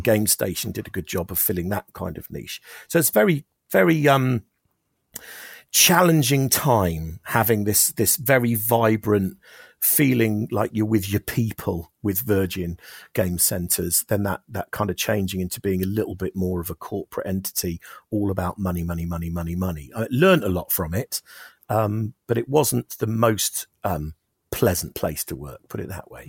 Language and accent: English; Oxford, South East England, United Kingdom; we're from Oxford